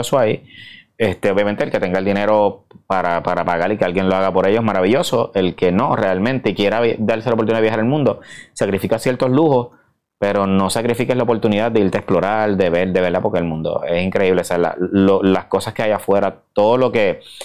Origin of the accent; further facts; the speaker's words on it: Puerto Rico; soy boricua